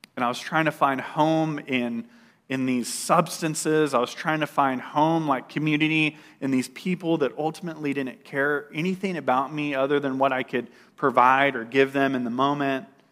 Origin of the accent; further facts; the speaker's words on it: Bakersfield, California, United States; moved away; I grew up in Bakersfield.